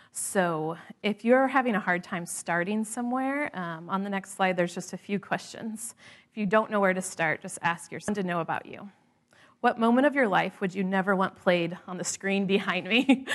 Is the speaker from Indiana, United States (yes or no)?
yes; the Midwest, Indiana, United States; moved away; growing up in the Midwest